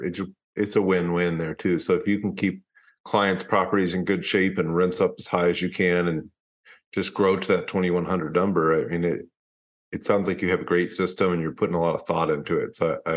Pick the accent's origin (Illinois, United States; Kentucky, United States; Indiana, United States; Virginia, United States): Kentucky, United States; Louisville; moved away; I'm from Louisville, Kentucky originally. I invest in Louisville.